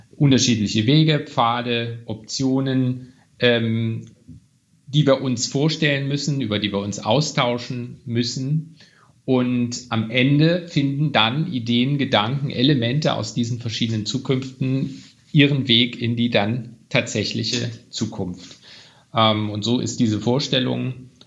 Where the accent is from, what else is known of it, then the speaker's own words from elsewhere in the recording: Weimar, Thuringia, Germany; Ich stamme ja auch aus Weimar, einer Stadt, in der natürlich Kultur eine besondere Rolle auch spielt